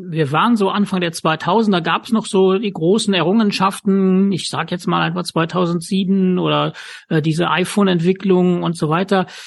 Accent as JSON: {"language": "German", "country": "Luxembourg", "said": "ich weiß, dass aus meinem Heimatland Luxemburg äh, Personen anreisen."}